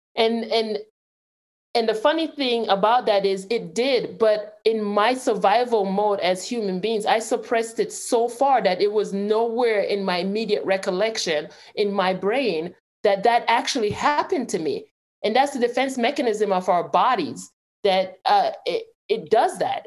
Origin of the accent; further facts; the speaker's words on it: Jamaica; now in Clarksville, United States; I have an accent. I I was born and raised in Jamaica